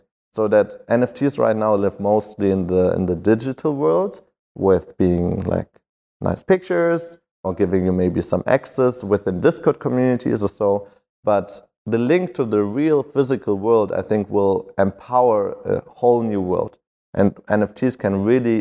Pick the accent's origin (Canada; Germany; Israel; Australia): Germany; Berlin; I'm from Berlin